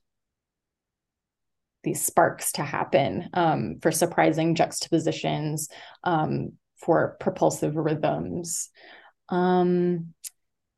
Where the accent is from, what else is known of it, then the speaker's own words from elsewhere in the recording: the South, United States; moved away; moving away from the South